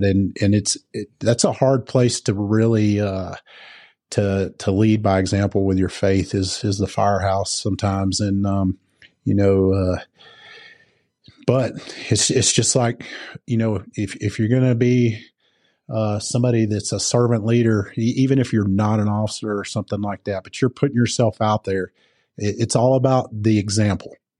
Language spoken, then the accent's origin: English; the South, United States; moved away as an adult; also born or lived in Georgia; now in Colorado, United States; I come from the South